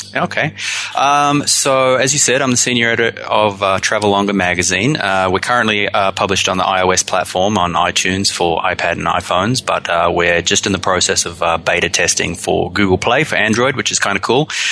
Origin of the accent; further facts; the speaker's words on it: Australia; now in New Zealand; I'm from Australia originally, but I've been in New Zealand long enough to call it home now.